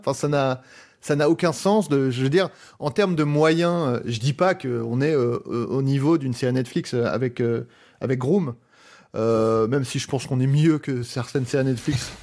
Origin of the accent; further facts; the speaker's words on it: Paris, Île-de-France, France; je suis parisien